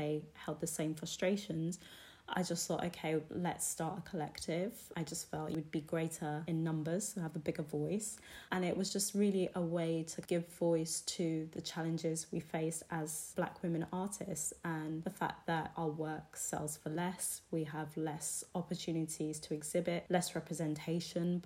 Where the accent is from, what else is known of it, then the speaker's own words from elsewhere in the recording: United Kingdom; being British